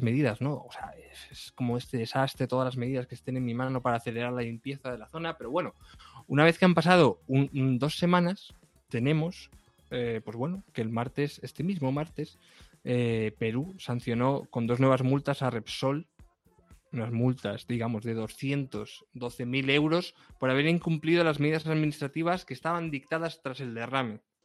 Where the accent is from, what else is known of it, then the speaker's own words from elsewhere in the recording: Castilla-La Mancha, Spain; yo, que soy de La Mancha y he vivido con molinos toda mi vida